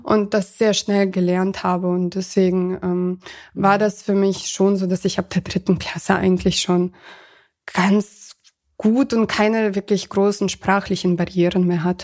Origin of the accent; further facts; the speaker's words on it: Ankum, Lower Saxony, Germany; moved away as an adult; also born or lived in Kazakhstan; now in Hanover, Germany; da, wo ich quasi aufgewachsen bin, mhm. ähm, in Ankum